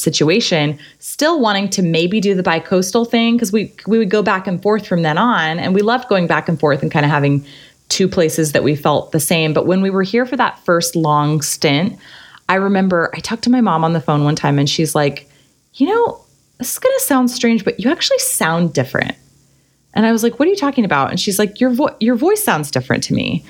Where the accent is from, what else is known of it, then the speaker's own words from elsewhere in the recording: Arizona, United States; moved away as an adult; also born or lived in San Diego / Kansas City / New York City / Hoboken; now in Long Beach, United States; I grew up in Arizona